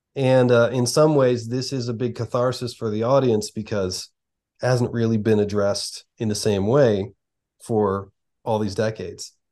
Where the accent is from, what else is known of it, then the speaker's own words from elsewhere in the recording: outside of Philadelphia, Pennsylvania, United States; we grew up outside of Philadelphia in a very similar region, in a very similar way